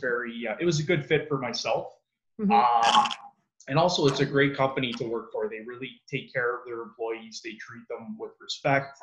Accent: Mississauga, Ontario, Canada; also born or lived in Toronto; I grew up in Mississauga. Um, that's where I was born and raised.

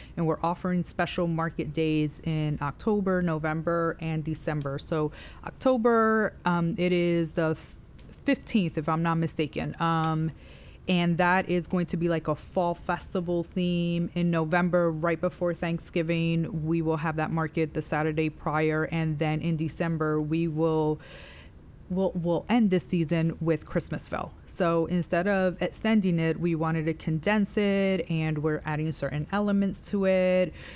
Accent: New York City, New York, United States; moved away as an adult; also born or lived in Clover, South Carolina; now in South Carolina, United States; I am from New York City

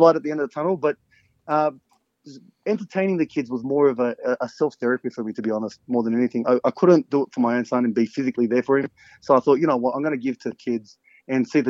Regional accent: Parramatta, New South Wales, Australia; I was raised in North Parramatta, born and raised in North Parra.

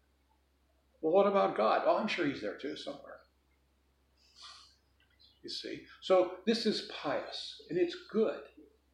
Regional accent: Chicago, Illinois, United States; where I grew up in Chicago when I was a kid

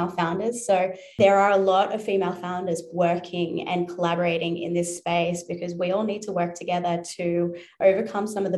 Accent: Newcastle, New South Wales, Australia; now in Sydney, Australia; I grew up in Newcastle, New South Wales on the coast. So I'm currently based in Sydney, about 2 hours north

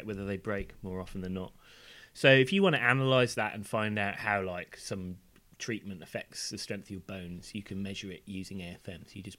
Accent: Wales, United Kingdom; born there; You'll also notice that my accent is not of the Welsh variety.

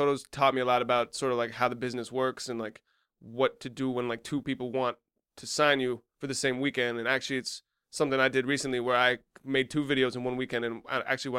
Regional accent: Colesville, United States; Like, growing up in Colesville, there's not a lot to do.

